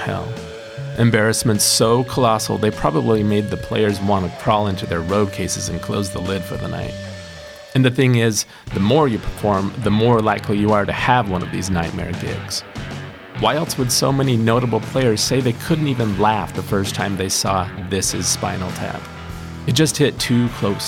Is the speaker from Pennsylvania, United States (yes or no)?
no; Utah, United States; born or raised there